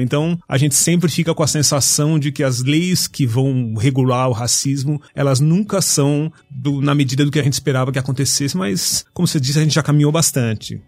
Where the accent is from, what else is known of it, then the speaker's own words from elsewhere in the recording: São Paulo, Brazil; Fui criado na Zona Norte de São Paulo